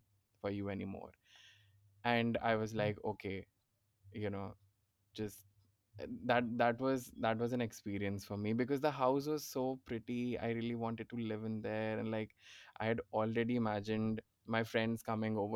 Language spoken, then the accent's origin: English; Mumbai, Maharashtra, India; moved away as an adult; also born or lived in Ahmedabad; now in Pune, India; I'm from Bombay